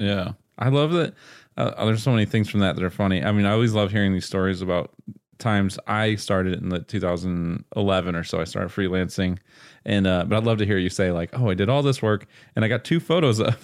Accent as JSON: {"language": "English", "region": "Pennsylvania", "country": "United States", "said": "I'm from Pennsylvania"}